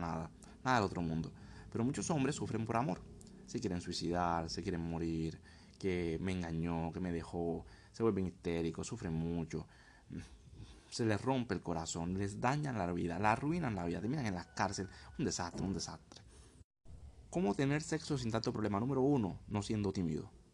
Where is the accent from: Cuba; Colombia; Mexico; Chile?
Colombia; moved away; also born or lived in Thailand / Vietnam; Soy colombiano, estoy actualmente en Tailandia, Vietnam, el sureste asiático.